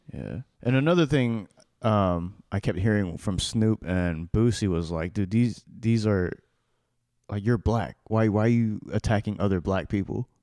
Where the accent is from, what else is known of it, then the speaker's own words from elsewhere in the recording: United States; I'm an American-born child